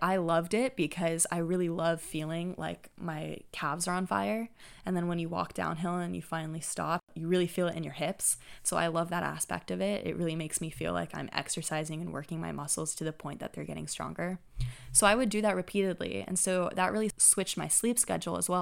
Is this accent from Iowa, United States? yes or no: no; Santa Clara, California, United States; Santa Clara University, which is my hometown